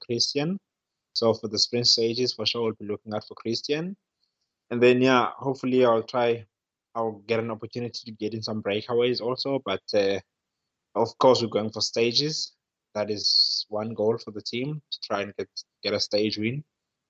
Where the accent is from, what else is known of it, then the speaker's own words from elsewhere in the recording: Cape Town, Western Cape, South Africa; moved away as an adult; also born or lived in Europe; I'm from Fishhook in Cape Town